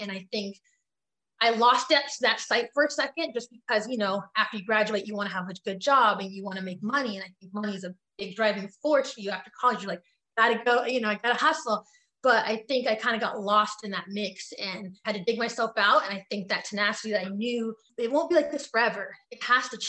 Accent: Richmond, California, United States; also born or lived in Piedmont, California; I came from Richmond, California, you know, and then we went to Piedmont.

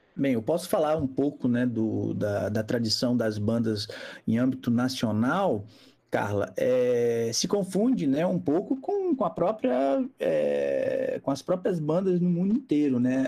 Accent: Rio de Janeiro, Brazil; moved away; also born or lived in Mar de Espanha, Minas Gerais; eu sou carioca

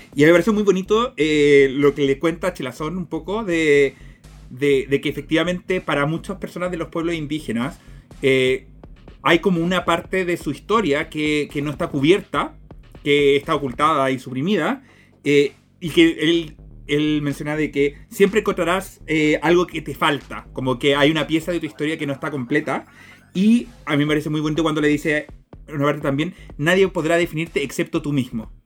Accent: Chile; nos identificamos primeramente como chilenos

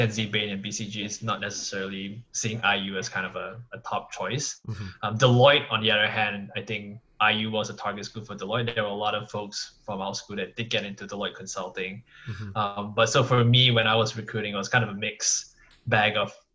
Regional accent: Singapore; moved away as an adult; now in United States; I felt as kind of an Asian growing up in Singapore

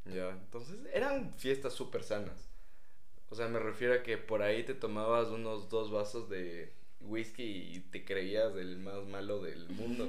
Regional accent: Ecuador

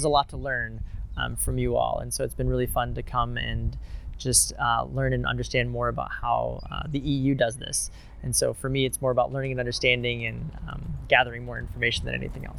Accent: California, United States; Pronouns are he, him. I'm from California in the United States.

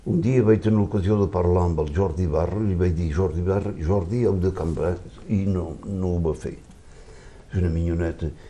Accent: France; Si jo visc a França, això li volia dir, jo visc a França i sóc francès, però sóc català primer que tot.

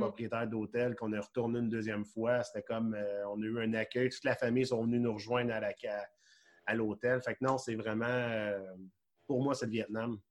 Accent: Quebec, Canada; en tant que Québécois

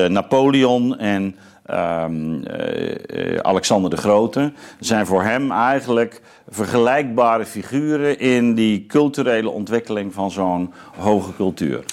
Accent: Zeelandic Flanders, Netherlands; ik ben opgegroeid in Zeeuws-Vlaanderen.

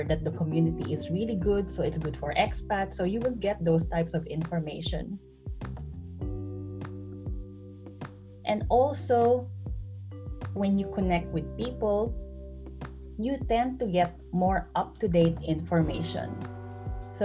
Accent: Bacoor, Calabarzon, Philippines; moved away as an adult; also born or lived in Singapore / San Jose, California, United States / London, United Kingdom / Basel, Switzerland; now in Zurich, Switzerland; I'm originally from Bacoor, Cavite in the Philippines.

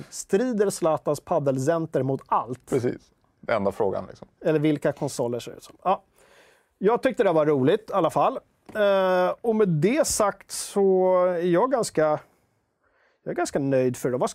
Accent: Skogås, Stockholm County, Sweden; Jag är från Skogås, annat S. Skogås, söder om stan.

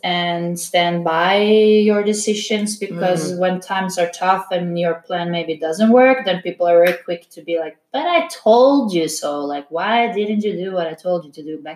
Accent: Norway; moved away; I am from Norway.

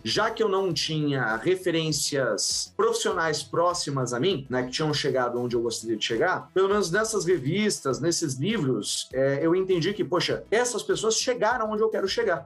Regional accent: São Paulo, Brazil; Eu sou de São Paulo, né? Eu venho ali da, da zona leste de São Paulo, do, do São Mateus

